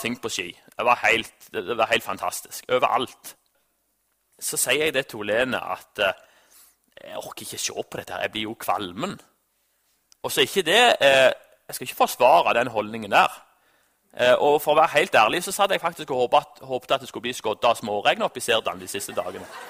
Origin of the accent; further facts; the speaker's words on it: Norway; Jeg er jo nordmann